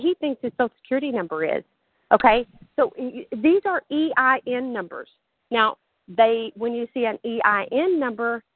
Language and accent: English; Texas, United States; accent: southern; I'm from Texas